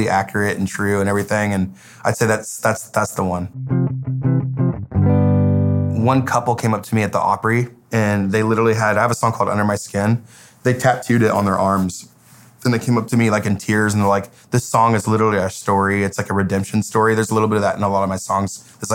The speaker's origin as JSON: {"language": "English", "town": "Paradise", "region": "California", "country": "United States", "tie": "born or raised there", "moved": "as an adult", "lives_now": "Nashville, United States", "said": "My hometown is Paradise, California"}